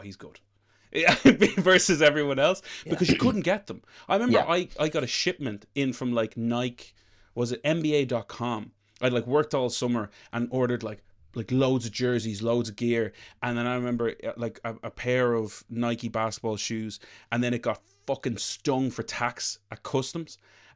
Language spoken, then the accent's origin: English; Leinster, Ireland; I'm from Leash.